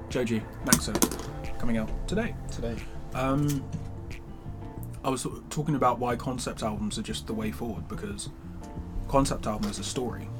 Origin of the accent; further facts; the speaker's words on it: London, United Kingdom; I grew up in North London, um, Edmonton